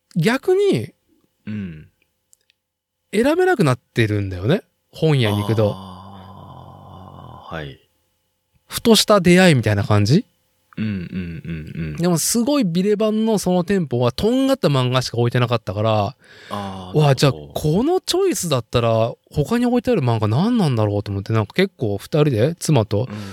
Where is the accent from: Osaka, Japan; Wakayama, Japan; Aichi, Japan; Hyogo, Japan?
Aichi, Japan; Nagoya; 僕がその名古屋生まれ名古屋育ちで